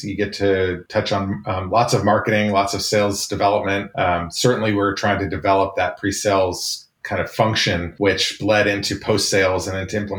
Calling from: Santa Clara, California, United States; I am in lovely Santa Clara, California.

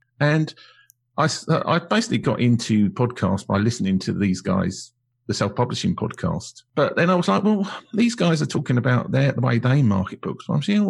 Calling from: London, United Kingdom; Well, I'm Zooming from London in the United Kingdom, which I think is also the same country that you're in.

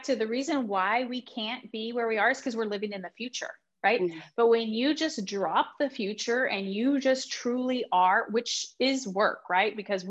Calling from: Texas, United States; I'm in Texas.

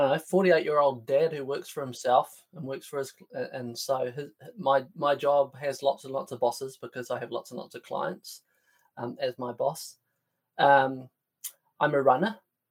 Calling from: Auckland, New Zealand; I'm patching in from north of Auckland in NZ in my little barn.

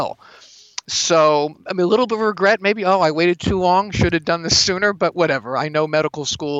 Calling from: California, United States; I'm calling from California.

